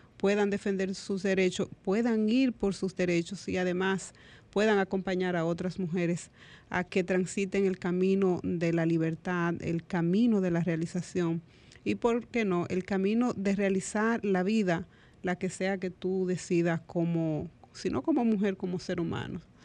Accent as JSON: {"language": "Spanish", "country": "Dominican Republic", "said": "como dominicanos y dominicanas"}